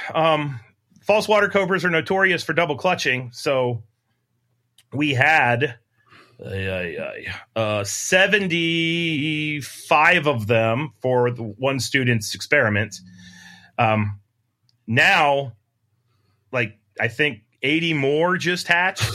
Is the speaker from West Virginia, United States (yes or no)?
yes; Wheeling, West Virginia, United States; also born or lived in Huntington, West Virginia; I grew up in Wheeling where we have, like, t, five snake species